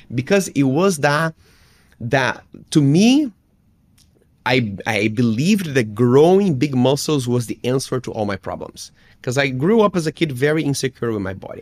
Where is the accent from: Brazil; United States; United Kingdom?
Brazil; English is a second language; as a Brazilian kid